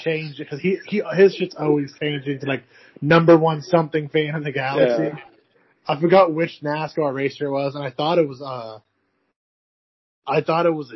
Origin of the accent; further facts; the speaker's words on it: Branson, Missouri, United States; I grew up in Branson, Missouri